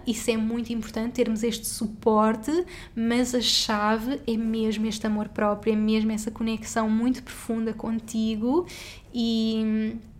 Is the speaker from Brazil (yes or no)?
no; Portugal; moved away as an adult; also born or lived in Singapore; eu saí de Portugal e fomos viver juntos para Singapura